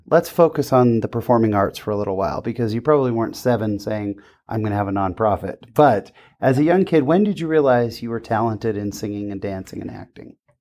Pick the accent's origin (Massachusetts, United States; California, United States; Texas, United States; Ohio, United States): California, United States; I grew up in California